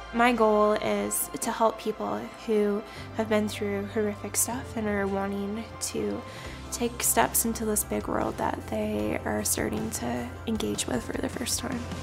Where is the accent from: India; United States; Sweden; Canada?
Canada; I'm originally from Canada